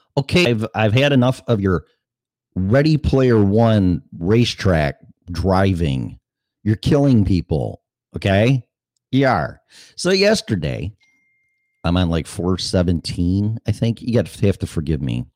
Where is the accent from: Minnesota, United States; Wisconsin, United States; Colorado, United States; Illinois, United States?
Illinois, United States; Chicago; I'm from Chicago